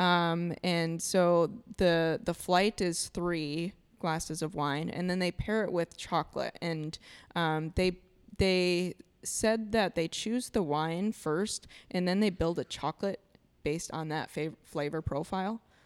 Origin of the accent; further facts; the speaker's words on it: Iowa, United States; moved away as an adult; now in Milwaukee, United States; I'm originally from Iowa. I moved to Milwaukee, Wisconsin four years ago